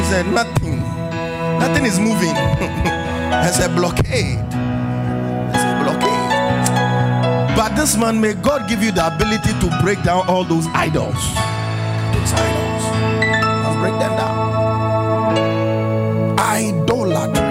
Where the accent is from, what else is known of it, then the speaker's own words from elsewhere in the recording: Ghana; I'm Ghanaian